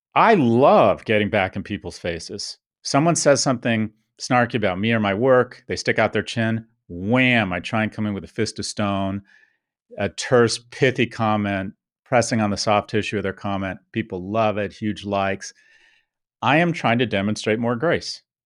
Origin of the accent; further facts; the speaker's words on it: United States; moved away as an adult; also born or lived in Soho / Delray Beach; now in London, United Kingdom; I was blessed to be born and raised in America.